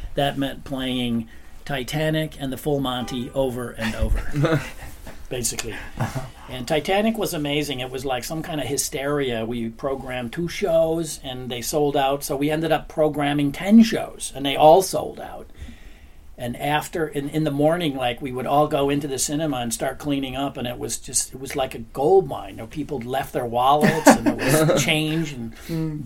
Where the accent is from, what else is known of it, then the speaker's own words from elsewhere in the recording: United States; moved away as an adult; now in Copenhagen, Denmark; I came over from America. I'm American